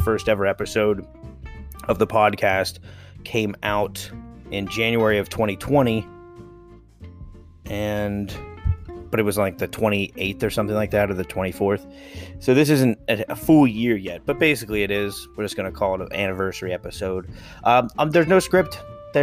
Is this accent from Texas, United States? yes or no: no; South Central Pennsylvania, United States; also born or lived in Pittsburgh; I come from Pennsylvania. It's South Central Pennsylvania.